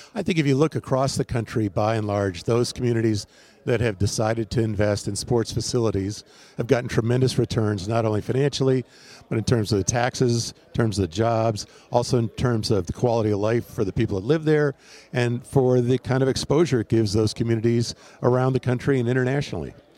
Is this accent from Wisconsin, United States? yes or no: yes; Wisconsin, United States; also born or lived in Houston / Portland; now in Phoenix, United States; growing up in Wisconsin